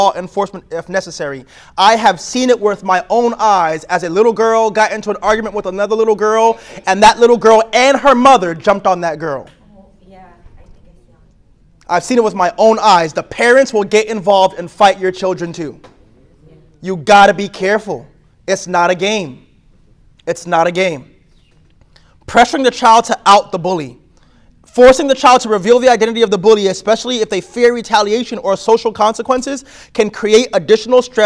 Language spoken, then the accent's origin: English; New York City, New York, United States; I'm from New York.